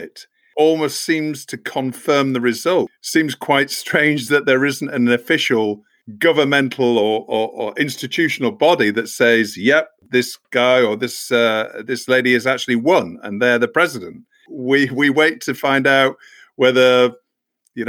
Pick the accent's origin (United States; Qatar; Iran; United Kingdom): United Kingdom; being a Brit